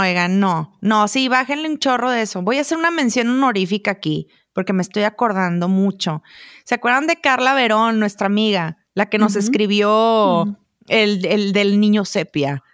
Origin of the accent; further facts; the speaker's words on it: Monterrey, Nuevo León, Mexico; moved away as an adult; now in Chihuahua, Mexico; yo soy regia